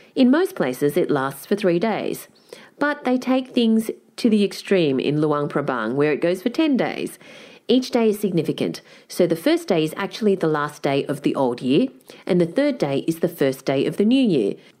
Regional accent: Singapore; now in Australia; I was born in Singapore.

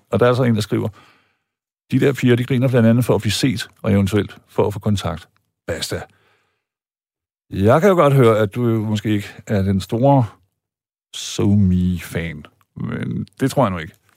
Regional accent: Germany; now in Denmark; jeg er ikke stolt af at være tysker

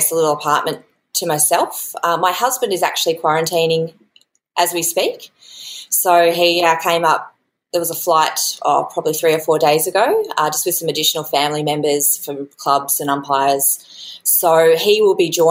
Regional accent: Brisbane, Queensland, Australia; I grew up in Brisbane and I didn't have my schoolies on the Gold Coast

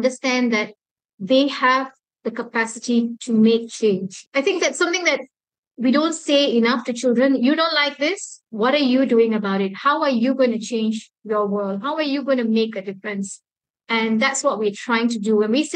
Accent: Malaysia; Being a Malaysian

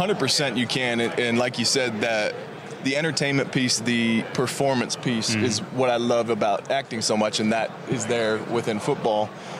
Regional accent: Sacramento, California, United States; I mean, I was from Sacramento, and the family was rocking at every game.

